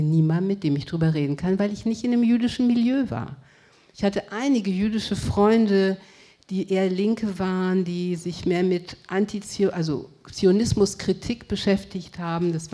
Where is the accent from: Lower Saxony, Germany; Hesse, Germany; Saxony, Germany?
Hesse, Germany; Frankfurt; also born or lived in Cologne / Paris; Ich bin in Köln geboren, mit vier Jahren nach Paris und dann 1962 nach Frankfurt gekommen.